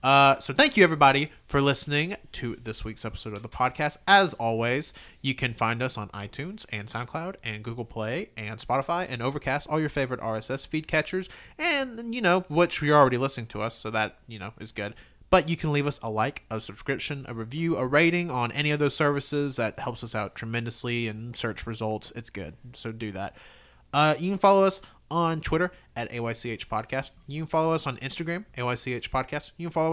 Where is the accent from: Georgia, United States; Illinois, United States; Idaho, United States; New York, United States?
New York, United States; I'm from New York.